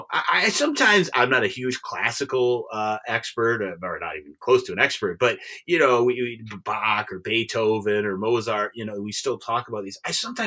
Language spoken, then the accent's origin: English; Detroit, Michigan, United States; growing up in Michigan and the Detroit area